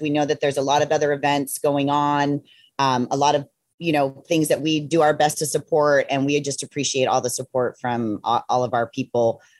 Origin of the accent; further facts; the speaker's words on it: Ojai, California, United States; I grew up in Ojai, California.